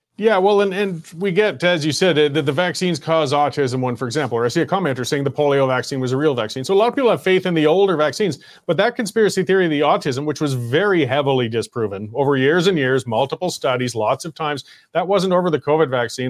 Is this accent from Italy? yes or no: no; Canada; I was born in Canada